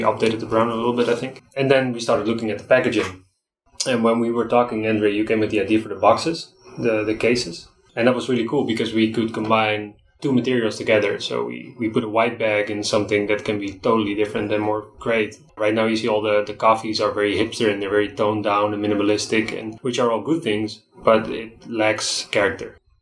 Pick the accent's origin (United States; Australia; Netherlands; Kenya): Netherlands; moved away as an adult; now in Nicaragua; I'm from the Netherlands. Yeah, I'm about 20 minutes from Amsterdam, 20 minutes from Rotterdam.